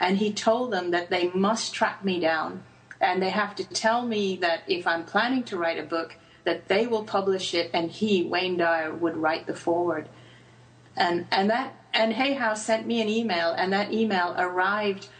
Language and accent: English; Hong Kong; I grew up in Hong Kong and went to a British school, but my parents are Indian